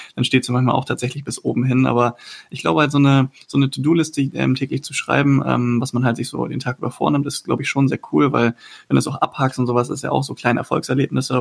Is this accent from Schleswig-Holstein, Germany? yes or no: yes; Husum, Schleswig-Holstein, Germany; moved away as an adult; now in Cologne, Germany; von meiner Heimat, ähm, ich komme aus Husum, also von der Nordsee, dann halt 600 mhm. Kilometer runter nach Köln gezogen